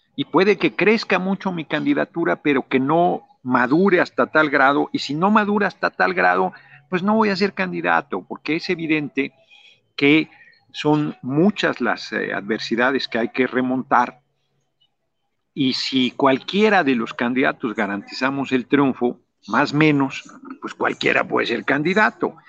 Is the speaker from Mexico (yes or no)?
yes; Mexico City, Mexico; also born or lived in Morelos; yo nací en el DF